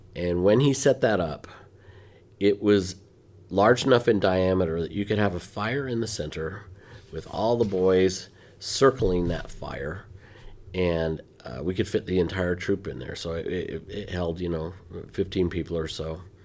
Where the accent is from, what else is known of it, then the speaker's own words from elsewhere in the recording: Ogden, Utah, United States; moved away; I was, uh, born and raised most of the time in Ogden, Utah